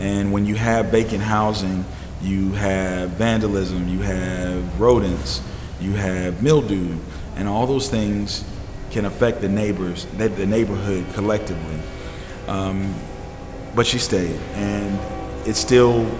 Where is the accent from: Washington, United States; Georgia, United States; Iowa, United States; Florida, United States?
Georgia, United States; Atlanta; I grew up in Atlanta